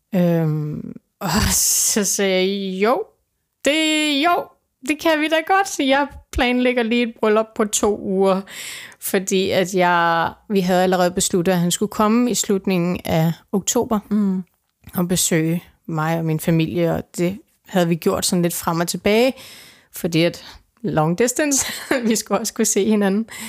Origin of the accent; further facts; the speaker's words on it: Denmark; jeg kommer fra Danmark